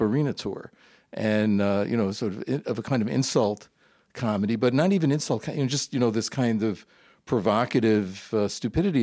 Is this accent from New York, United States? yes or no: yes; New York, United States; also born or lived in Brooklyn, New York; I was born in Brooklyn, New York. Uh, I grew up in Queens